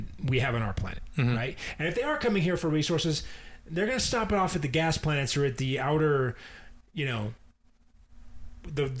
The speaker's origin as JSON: {"language": "English", "region": "Utah", "country": "United States", "tie": "born or raised there", "said": "we grew up in Utah, or I grew up in Utah"}